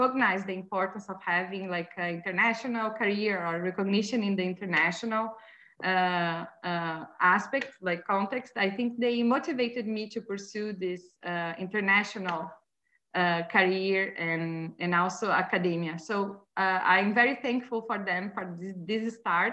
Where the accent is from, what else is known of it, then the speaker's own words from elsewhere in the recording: Santa Maria, Rio Grande do Sul, Brazil; English is a second language; moved away as an adult; also born or lived in Oxford, United Kingdom; now in Montreal, Canada; in my hometown, Santa Maria